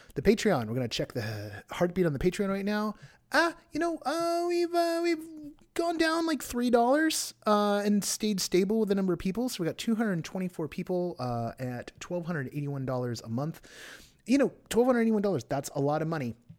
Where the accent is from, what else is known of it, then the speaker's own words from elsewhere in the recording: Southern California, United States; I was born in Southern California